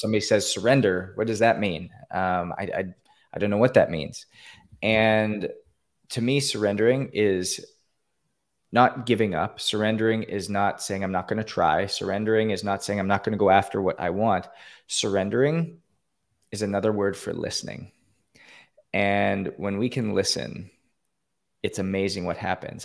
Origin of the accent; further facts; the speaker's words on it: Canada; now in Florida, United States; I grew up in Canada, born and raised in Canada.